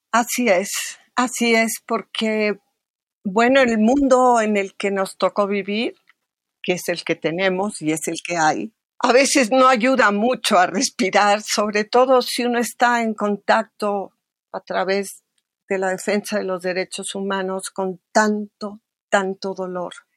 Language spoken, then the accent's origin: Spanish; Mexico City, Mexico; nací en México, en la vieja colonia Roma